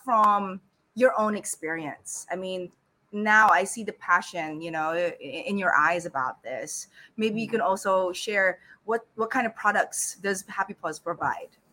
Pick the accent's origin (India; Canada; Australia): Australia; Sydney, New South Wales; now in Philippines; I grew up in Sydney